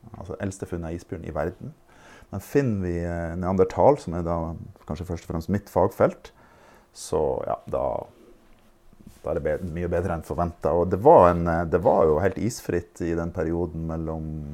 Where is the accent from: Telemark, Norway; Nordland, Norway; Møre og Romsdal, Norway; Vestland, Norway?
Nordland, Norway; Fauske; jeg er fra Fauske